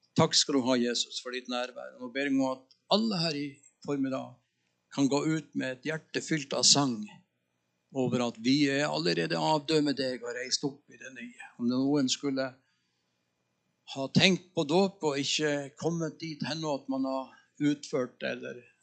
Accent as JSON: {"language": "Norwegian", "region": "Northern Norway", "country": "Norway", "also_born_or_lived": "Tønsberg", "moved": "yes", "said": "Jeg er nordlending"}